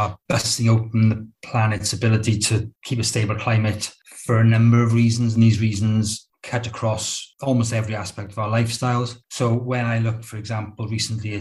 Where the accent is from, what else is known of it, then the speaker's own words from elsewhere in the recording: Rhondda, Wales, United Kingdom; I grew up in the Rhondda, in the poor Rhondda, not the posh one